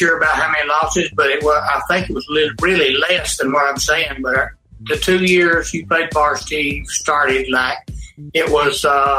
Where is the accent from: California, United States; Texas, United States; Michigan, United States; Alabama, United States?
Alabama, United States; Albertville; moved away; also born or lived in Atlanta, Georgia; I grew up in Albertville, Alabama.